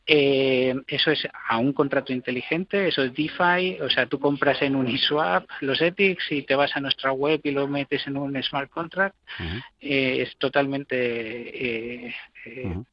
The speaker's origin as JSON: {"language": "Spanish", "country": "Mexico", "also_born_or_lived": "Spain", "said": "pues yo como mexicano como español puedo ejercer tengo una ventaja no de poder ejercer de puente entre estos dos mundos"}